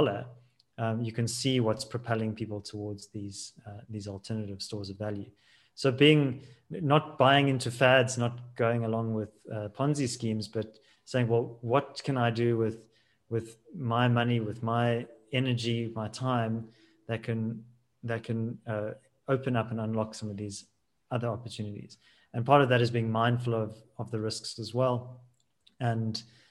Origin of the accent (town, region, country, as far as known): South Africa